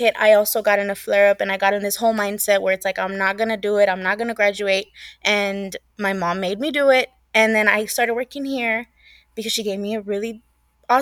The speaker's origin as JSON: {"language": "English", "area": "the Rio Grande Valley", "region": "Texas", "country": "United States", "tie": "born or raised there", "moved": "yes", "lives_now": "San Antonio, United States", "said": "I'm originally from the Valley. So the Valley is literally an hour away from the border."}